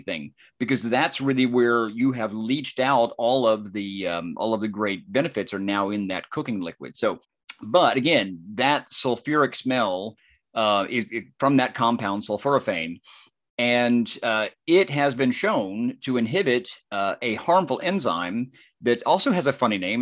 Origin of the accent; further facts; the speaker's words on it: near Cleveland, Georgia, United States; not far from my hometown